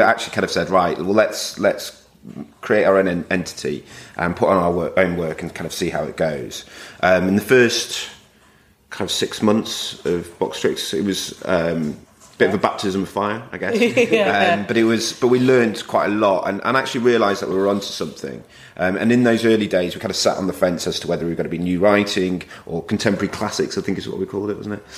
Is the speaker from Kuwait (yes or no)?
no; Manchester, North West England, United Kingdom; moved away as an adult; also born or lived in London; I'm from Manchester originally, and going down to London just felt like the thing